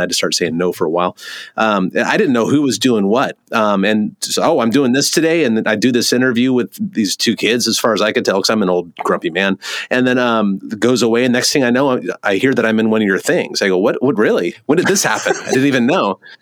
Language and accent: English; California, United States; moved away; I'm from California originally